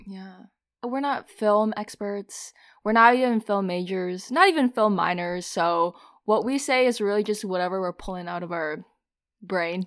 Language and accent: English; Minnesota, United States; also born or lived in Philadelphia; now in New York, United States; I'm originally from Minnesota